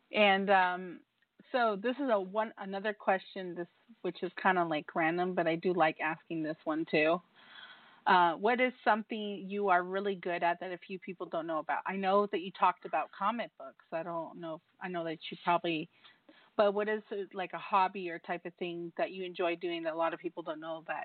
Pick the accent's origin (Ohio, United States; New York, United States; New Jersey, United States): New York, United States; as a New Yorker